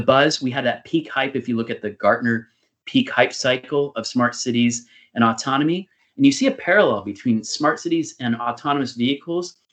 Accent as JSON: {"language": "English", "region": "California", "country": "United States", "moved": "yes", "said": "my home state of California"}